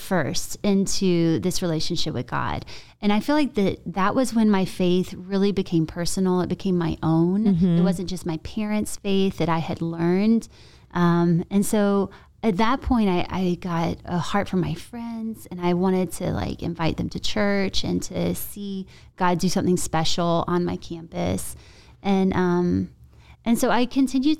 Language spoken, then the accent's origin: English; Columbia, South Carolina, United States; also born or lived in Charleston, South Carolina; I grew up in South Carolina. Okay. And Columbia